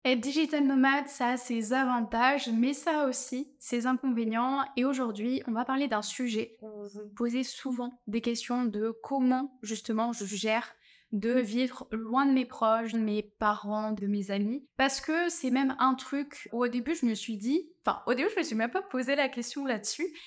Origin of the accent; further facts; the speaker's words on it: France; accent: French; moved away; avoir mon accent français